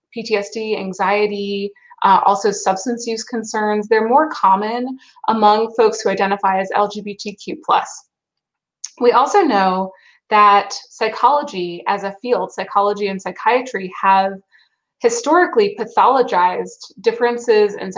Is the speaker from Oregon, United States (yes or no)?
no; Durham, North Carolina, United States; I'm originally from Durham